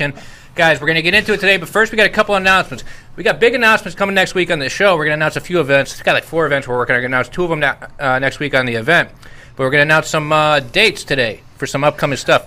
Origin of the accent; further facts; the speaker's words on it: Chicago, Illinois, United States; I'm from Chicago